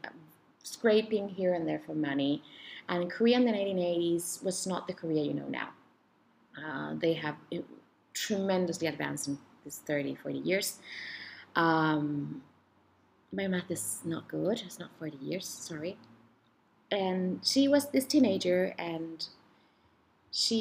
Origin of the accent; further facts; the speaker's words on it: Chile; moved away; Where I'm from originally from Chile